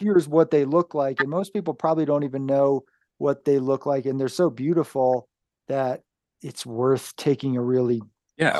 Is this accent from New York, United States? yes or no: yes; downstate New York, United States; moved away; I come from New York State originally, downstate